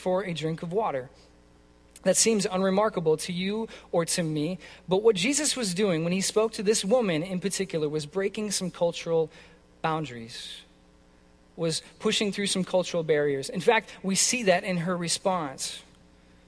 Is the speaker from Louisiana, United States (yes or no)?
no; California, United States; now in Minnesota, United States; I'm from California originally